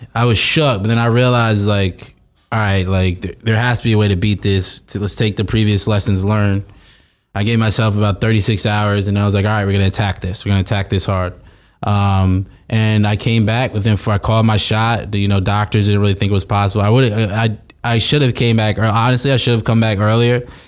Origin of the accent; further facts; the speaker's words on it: South Orange, New Jersey, United States; South Orange, New Jersey, nine seven three